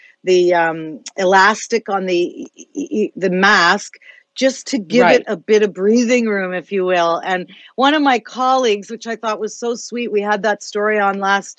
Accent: Canada; not just as a journalist, but as a Canadian

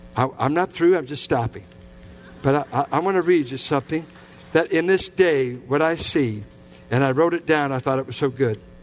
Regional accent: Richmond, United States; I grew up in the Richmond Triangle.

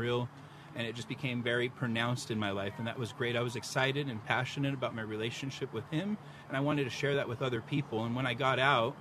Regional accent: San Diego, California, United States; born and raised in San Diego.

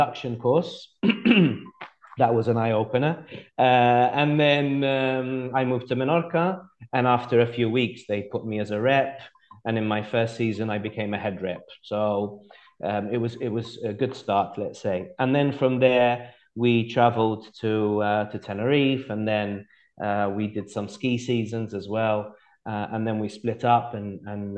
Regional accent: Malta; moved away as an adult; also born or lived in Plymouth, United Kingdom / Gibraltar; now in Sicily, Italy; I was born in Malta, but then we were posted in the UK. So I grew up in Plymouth in the UK. And then we moved to Gibraltar. And then when I was about 10, 11, we moved back to Malta. And that's where I had my education in Malta

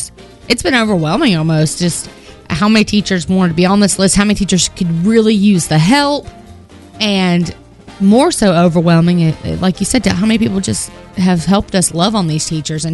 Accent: Kernersville, North Carolina, United States; I'm from Kernersville where I know everybody.

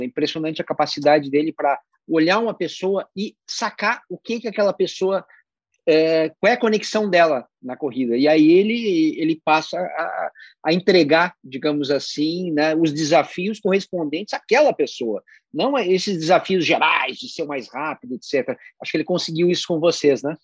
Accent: Rio Grande do Sul, Brazil; eu sou gaúcho

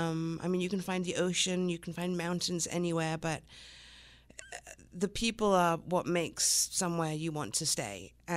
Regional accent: England, United Kingdom; also born or lived in Long Island, United States; I was born in Long Island, so I am American, but I was only here for a few months, and then moved to England, where my mother's from, and stayed there until I was about nine.

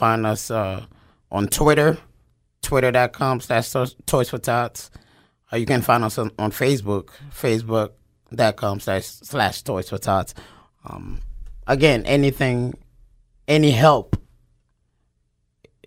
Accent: New York City, New York, United States; moved away as an adult; also born or lived in Japan / North Carolina / South Carolina; now in Wyoming, Pennsylvania, United States; I am from New York City, actually

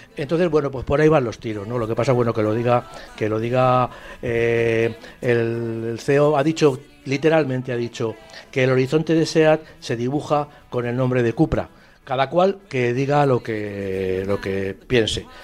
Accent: Spain; nosotros como, españoles

